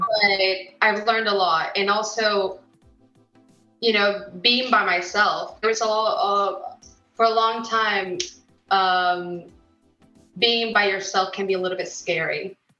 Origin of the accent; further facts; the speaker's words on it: United States; also born or lived in Mexico; now in United Kingdom; I was born in America